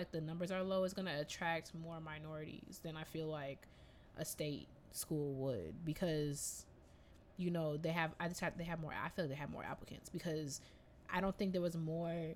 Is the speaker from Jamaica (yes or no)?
yes; Jamaica; accent: Jamaican; moved away; you lucky I'm not out here with my Jamaican accent